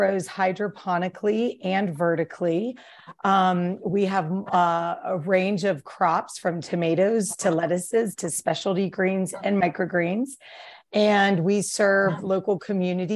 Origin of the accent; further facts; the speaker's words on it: East Coast, United States; moved away as an adult; now in Jackson, United States; originally I'm from the East Coast